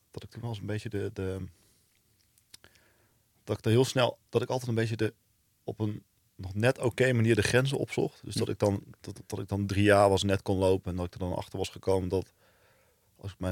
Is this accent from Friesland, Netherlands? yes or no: no; Venlo, Limburg, Netherlands; Nou, je hoort het misschien niet meer, maar ik kom uit Venlo. Dus eh, daar ben ik, heb ik tot mijn negentiende gewoond.